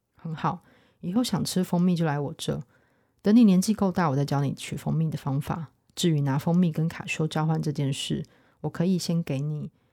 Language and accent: Chinese; Taiwan; 作为台湾人